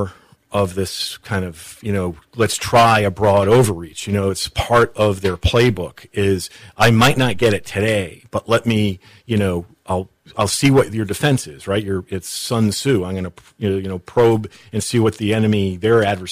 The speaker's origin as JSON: {"language": "English", "region": "New England", "country": "United States", "tie": "born or raised there", "said": "I grew up in New England"}